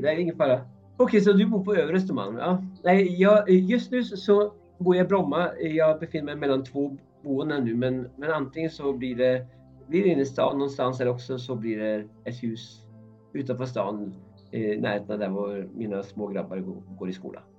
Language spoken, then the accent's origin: Swedish; Norway; Swedish is a second language; moved away as an adult; also born or lived in Uppsala, Sweden; now in Stockholm, Sweden; är ursprungligen från Norge. Jag flyttade hit 1987 eh, när jag var 19 år gammal.